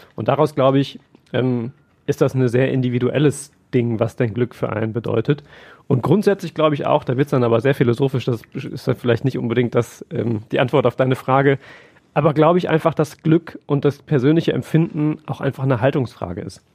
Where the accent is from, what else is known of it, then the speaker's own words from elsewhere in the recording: Siegerland, North Rhine-Westphalia, Germany; moved away as an adult; now in Essen, Germany; Ich komme ja nicht gebürtig aus dem Ruhrgebiet, sondern aus dem Siegerland